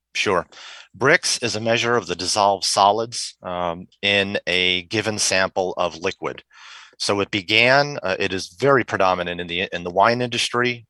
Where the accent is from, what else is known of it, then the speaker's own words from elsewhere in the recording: Rochester, New York, United States; moved away; also born or lived in Henrietta, New York; I grew up in Rochester, New York